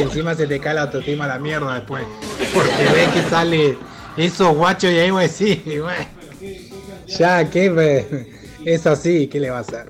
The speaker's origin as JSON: {"language": "Spanish", "region": "Neuquén", "country": "Argentina", "tie": "born or raised there", "said": "nosotros nacimos todo en el Castro Rendón"}